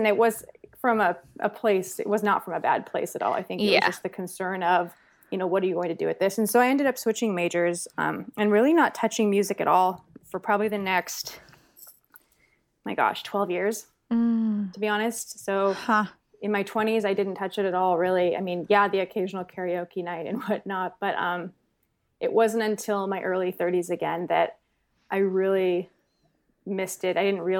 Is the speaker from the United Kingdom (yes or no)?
no; California, United States; But, no, I grew up in the San Francisco Bay Area. So, mm-hmm. I'm California born and bred. I'm middle-class family, oldest of three.